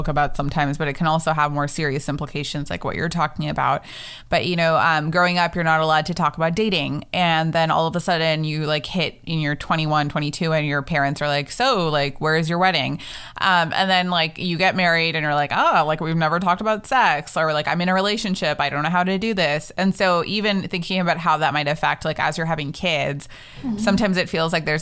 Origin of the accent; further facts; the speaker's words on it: United States; as Indian American women